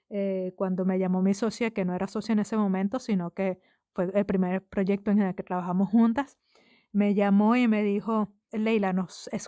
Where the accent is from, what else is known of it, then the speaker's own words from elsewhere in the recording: Venezuela; moved away; yo me fui de Venezuela antes de que terminara de construirse ese edificio